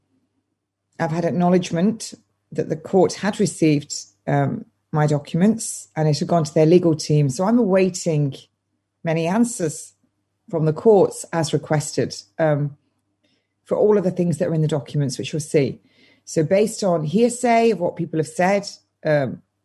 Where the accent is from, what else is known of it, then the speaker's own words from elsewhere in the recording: England, United Kingdom; I'm English.